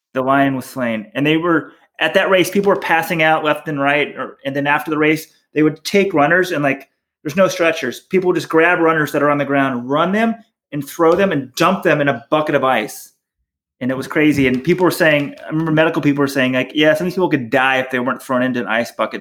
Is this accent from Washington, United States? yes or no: no; Dallas, Texas, United States; You and I grew up in Dallas.